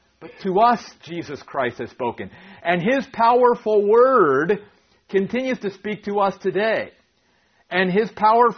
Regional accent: Maryland, United States; moved away; my wife and I grew up in Maryland, okay, on the East Coast

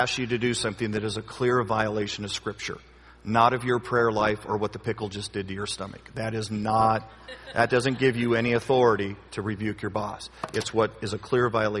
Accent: United States; I'm an American through and through, red, white, and blue

